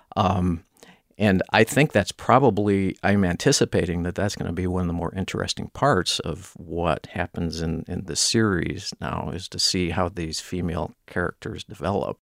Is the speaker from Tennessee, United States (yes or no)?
no; Minnesota, United States; as a Minnesotan